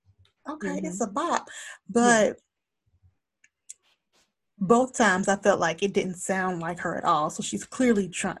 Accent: Georgia, United States; Like I tell my kids, I'm from Zone 6.

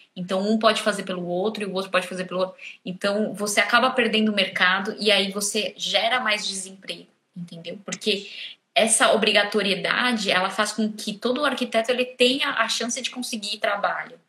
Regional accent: Brazil; moved away as an adult; now in Portugal

